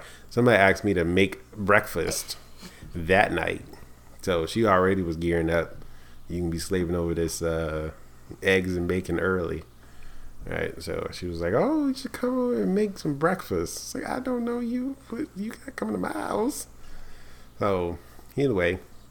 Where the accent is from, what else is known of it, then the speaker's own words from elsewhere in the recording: New York, United States; we from New York